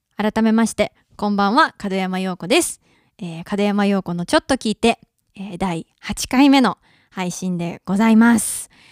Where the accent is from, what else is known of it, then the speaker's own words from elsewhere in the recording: Mie, Japan; moved away as an adult; now in Tokyo, Japan; 私三重県出身なんですけど